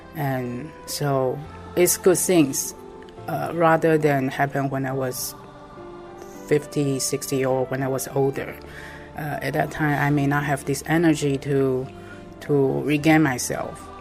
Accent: Taipei, Taiwan; I'm from Taiwan, Taipei.

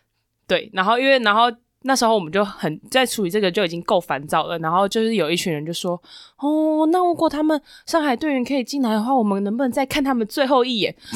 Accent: Taiwan; 然后我们台湾人就是坐搭第二班接驳车

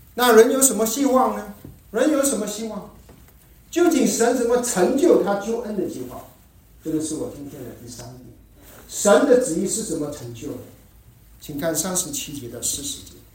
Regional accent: Malaysia; 我们在马来西亚成长的时候

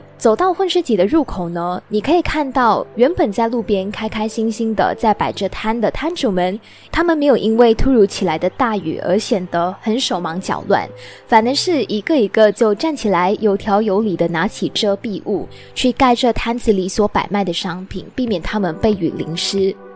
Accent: Malaysia; moved away as an adult; now in Taiwan; 我的家乡，马来西亚

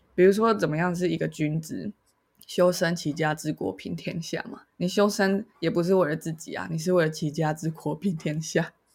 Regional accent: Taiwan; 我是一个在台湾社会长大的小孩

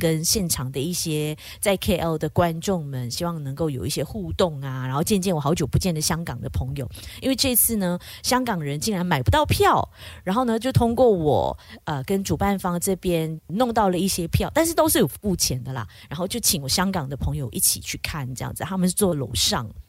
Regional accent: Kuching, Sarawak, Malaysia; 古晋人我们都是说福建话、客家话、中文为主嘛

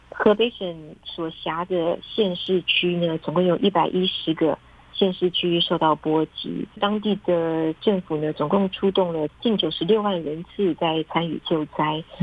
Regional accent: Taiwan; now in Beijing, China; 我觉得我们台湾人一般比较难以，呃想象

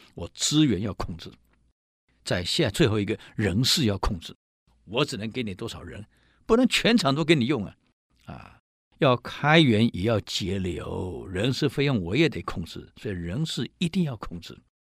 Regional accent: Taiwan; 我们台湾人有一句俗语

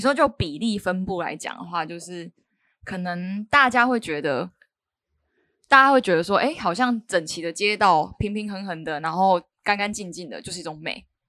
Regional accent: Kaohsiung, Taiwan; now in Taipei, Taiwan; 我是一个高雄人

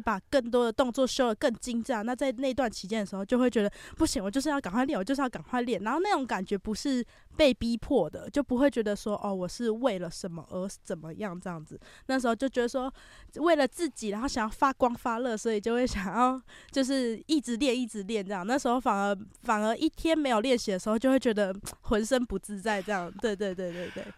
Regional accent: Taichung, Taiwan; 因为其实我本身是台中人 然后是国中的时候就因为这样子的关系，然嗯后就哼。在台中的一间舞蹈教室学跳舞

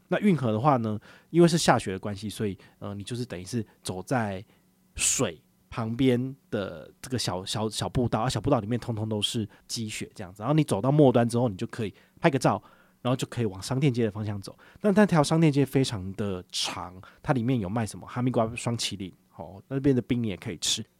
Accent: Taiwan; 知道我们是台湾人

